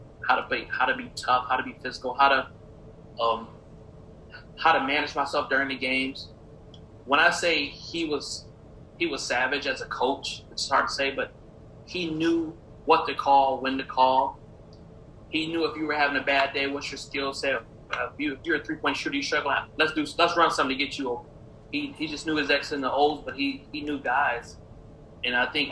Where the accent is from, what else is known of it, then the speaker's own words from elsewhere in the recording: Waterloo, Iowa, United States; also born or lived in Hawaii; I'm from Waterloo, Iowa